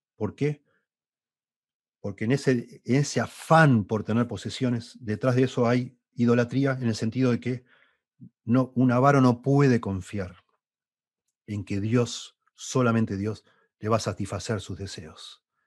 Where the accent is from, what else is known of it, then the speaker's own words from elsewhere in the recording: Argentina; also born or lived in Uruguay; Yo nací en Uruguay, me vine a vivir en Argentina, Argentina a los siete años. Bueno, llegué a hacer dos años de primaria en Uruguay